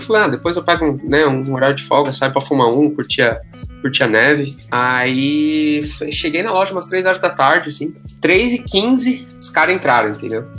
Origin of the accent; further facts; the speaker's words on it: São Paulo, Brazil; moved away as an adult; now in Toronto, Canada; eu cresci em São Paulo